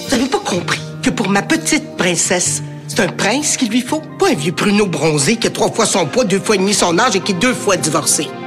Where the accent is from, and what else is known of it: France